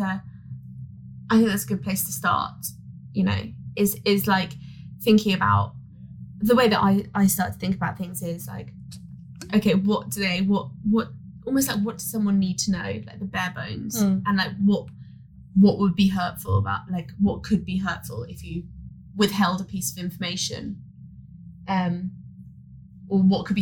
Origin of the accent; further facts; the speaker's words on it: San Diego, California, United States; I'm 28 from San Diego.